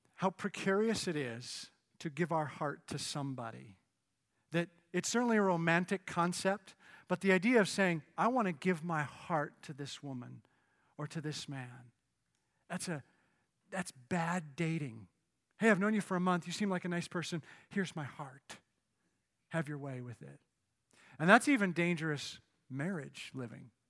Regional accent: Canada; moved away; Growing up in Canada

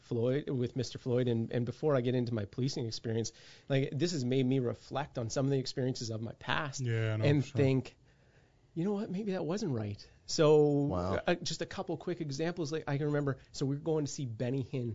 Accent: Moncton, New Brunswick, Canada; also born or lived in Halifax / Vancouver; I am a New Brunswick kid. I was born in Moncton, and this is home, but I grew up in a family where my dad got transferred every couple of years, and I have lived as far east as Halifax and as far west as Vancouver.

